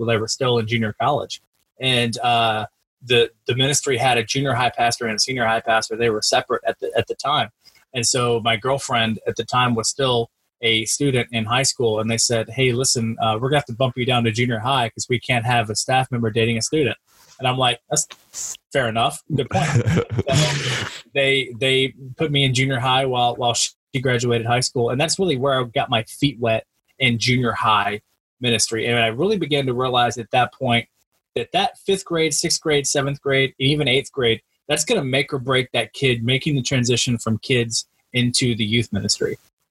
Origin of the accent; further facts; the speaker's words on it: Central Florida, United States; now in Kokomo, United States; I grew up in Central Florida. Grew up, born and raised there in Central Florida